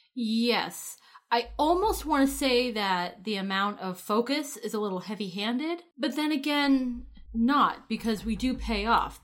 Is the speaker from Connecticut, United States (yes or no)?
yes; Connecticut, United States; in my hometown